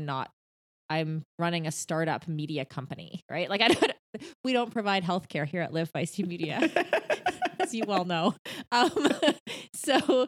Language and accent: English; Canada; as a Canadian, I sort of have to spend half the year in Canada, right?